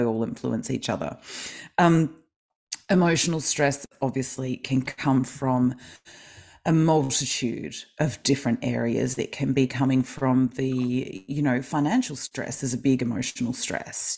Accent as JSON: {"language": "English", "town": "Melbourne", "region": "Victoria", "country": "Australia", "said": "I am from Melbourne, Australia"}